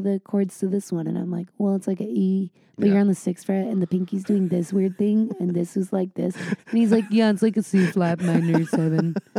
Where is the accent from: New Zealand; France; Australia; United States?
United States; San Diego, California; I grew up in San Diego